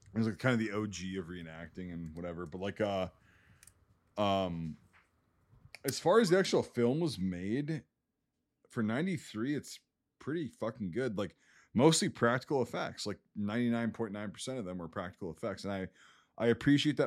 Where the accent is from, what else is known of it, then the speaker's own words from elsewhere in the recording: Wisconsin, United States; I live in Wisconsin, I grew up in Wisconsin.